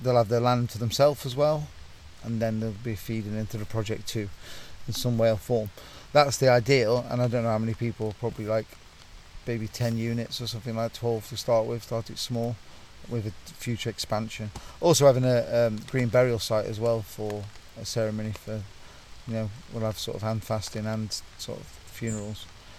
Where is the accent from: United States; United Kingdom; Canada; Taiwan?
United Kingdom; North Nottinghamshire, East Midlands; I'm from North Nottinghamshire, coal mining town